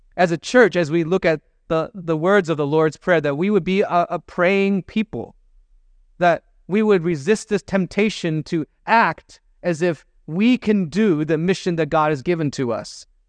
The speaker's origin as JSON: {"language": "English", "region": "Michigan", "country": "United States", "tie": "born or raised there", "also_born_or_lived": "Chicago", "moved": "as an adult", "lives_now": "San Francisco, United States", "said": "I'm, I'm from Michigan. That's where I grew up."}